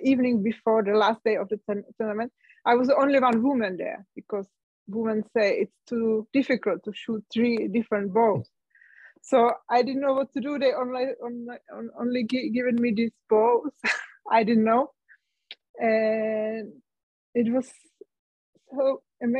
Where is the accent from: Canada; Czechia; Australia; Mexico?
Czechia; English is a second language; moved away as an adult; also born or lived in Germany; now in Austria; my home country, to Czech Republic